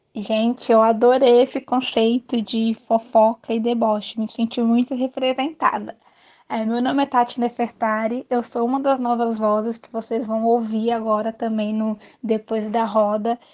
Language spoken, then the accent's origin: Portuguese; São Paulo, Brazil; eu sou de São Paulo